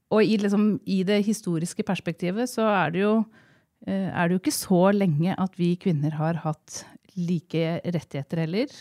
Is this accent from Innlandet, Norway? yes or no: yes; Jevnaker, Innlandet, Norway; moved away as an adult; also born or lived in Oslo; now in Gjøvik, Norway; Jeg er fra Jevnaker. Ja. Eh, jeg er eldst av tre søstre. Ja. Eh, vi er født og oppvokst eh, litt sånn der ingen skulle tro at noen kunne bo ja. på Jevnaker.